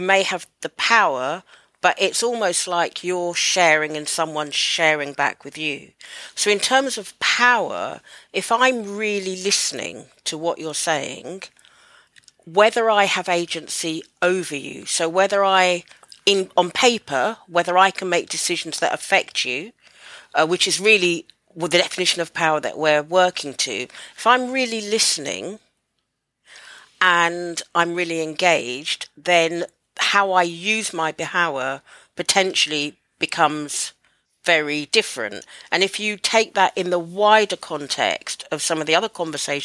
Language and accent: English; United Kingdom; I'm Black British, born in the UK. My mum's from Jamaica, my dad's from Barbados